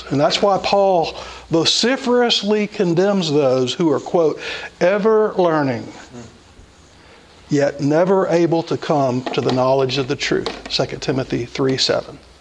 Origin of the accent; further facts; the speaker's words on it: United States; I am an American, but that's my secondary citizenship